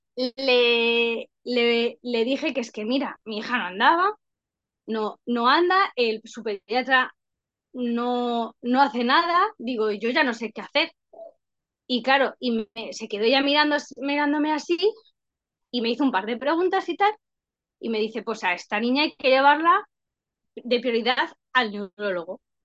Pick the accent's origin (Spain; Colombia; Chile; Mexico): Spain; Madrid, Community of Madrid; yo soy de Madrid